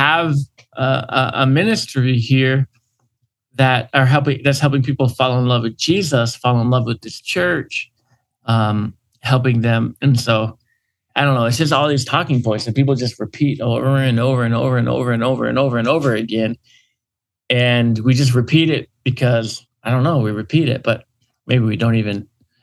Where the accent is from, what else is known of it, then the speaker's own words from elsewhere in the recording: Northeast, United States; I'm a Yankee, like living here in the Northeast